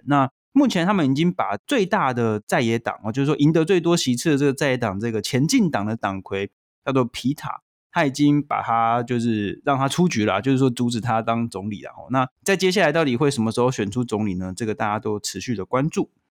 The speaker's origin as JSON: {"language": "Chinese", "country": "Taiwan", "said": "身为台湾人"}